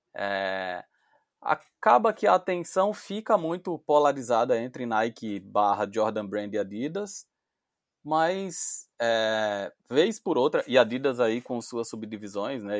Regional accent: Recife, Pernambuco, Brazil; pelo meu sotaque você já ouviu que eu não sou de São Paulo, eu sou de Recife

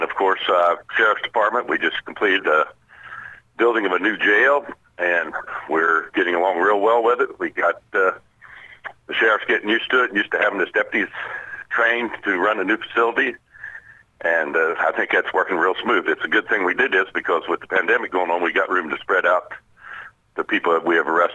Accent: Decatur County, Indiana, United States; I was born and raised here in Decatur County

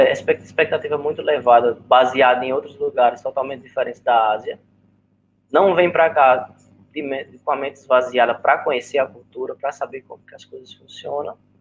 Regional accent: Arapiraca, Alagoas, Brazil; accent: nordestino; moved away as an adult; eu vim do interior de Alagoas, eu vim de Irapiraca

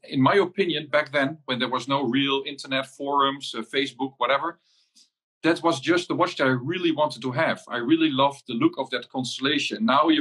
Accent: Netherlands; I'm from the Netherlands, and I'm dialing in from home

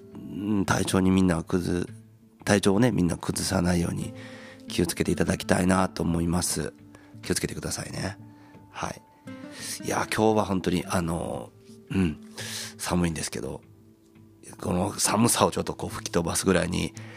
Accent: Ise, Mie, Japan; 僕らの地元この、のね、この伊勢

